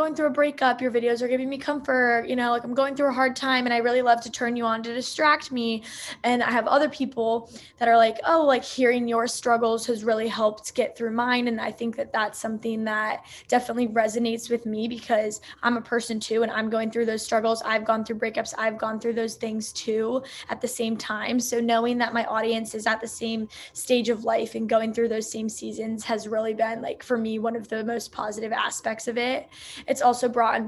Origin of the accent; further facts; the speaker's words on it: Maryland, United States; moved away as an adult; also born or lived in Kent, Ohio; now in California, United States; So I'm originally from Maryland